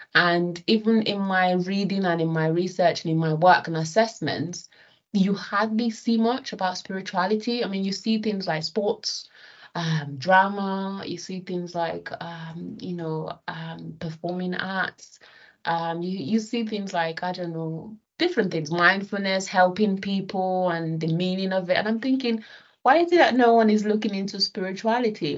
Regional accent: Nigeria; now in United Kingdom; when I was young, right, living in Nigeria, okay, so I'm I'm Nigerian British.

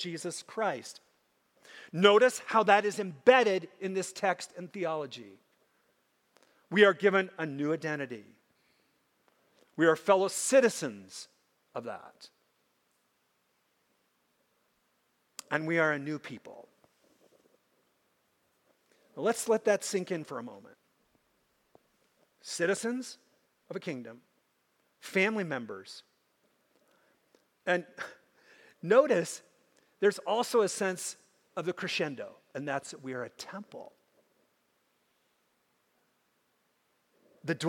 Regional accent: Minnesota, United States; I grew up in Minnesota, and I grew up with lots of Native Americans

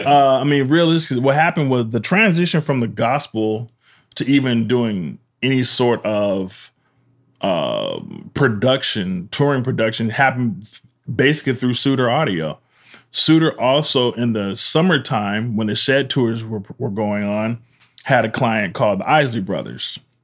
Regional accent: Pasadena, California, United States; I grew up in Pasadena, Pasadena

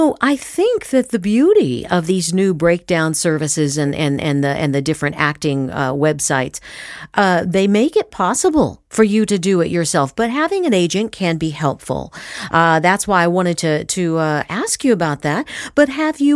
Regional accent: Southern California, United States; I grew up in Southern California

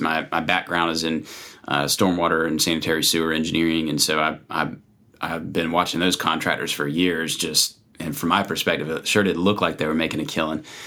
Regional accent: South Carolina, United States; moved away as an adult; now in Virginia, United States; I grew up in South Carolina

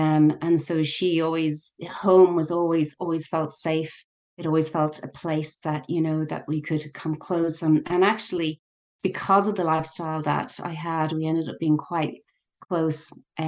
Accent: Ireland; Yes, it does mortify us as Irish.

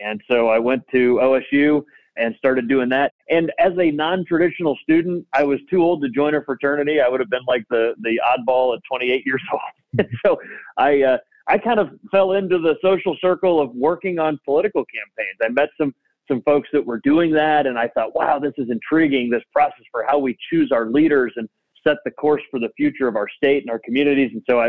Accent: Akron, Ohio, United States; I grew up in the Akron area and had a great upbringing. In fact, grew up in Copley Township, had the chance to work on a farm as a kid

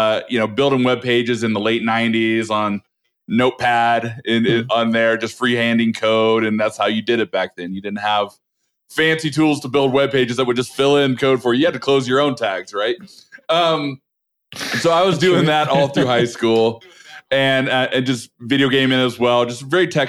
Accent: Oregon, United States; moved away as an adult; also born or lived in Los Angeles, California; now in Colorado, United States; I grew up in Oregon, north of California.

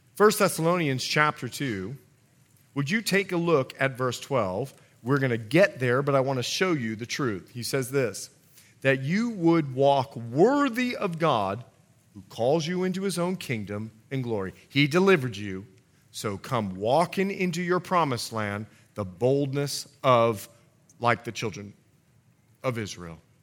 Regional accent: Bahamas; I was born and raised in the Bahamas

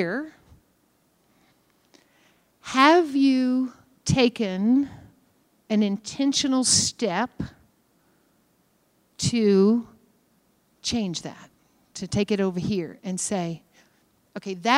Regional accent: Kentucky, United States; I'm from Kentucky. We are stagnant people.

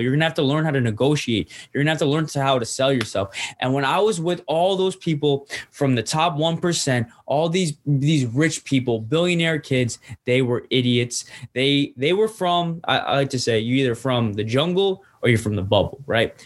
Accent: Norwalk, Connecticut, United States; Norwalk made me who I am. Norwalk is my home

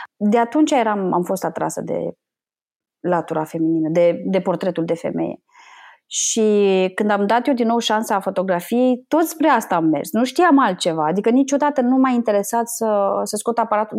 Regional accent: Bucharest, Romania; also born or lived in Moldova; eu sunt din Republica Moldova, și părinții mei s-au mutat în București

